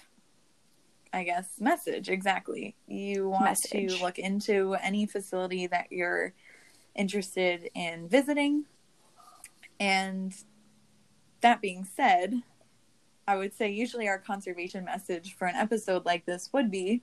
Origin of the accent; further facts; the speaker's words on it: Long Island, New York, United States; where I lived on Long Island